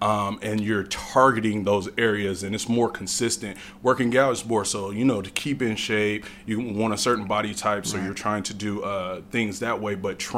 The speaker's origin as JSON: {"language": "English", "town": "Bakersfield", "region": "California", "country": "United States", "tie": "born or raised there", "said": "Okay. Well … I'm from Bakersfield, California, born and raised."}